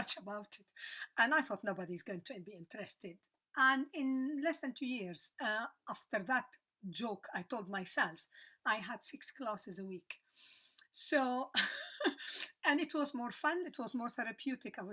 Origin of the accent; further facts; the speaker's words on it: Lebanon; moved away as an adult; also born or lived in South Africa; I'm Lebanese. I was born in Lebanon, lived there until I was 35.